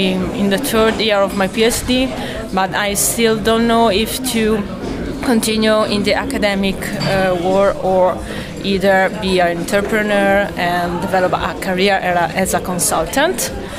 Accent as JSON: {"language": "English", "country": "Italy", "said": "I'm from Italy, from the University of Padova."}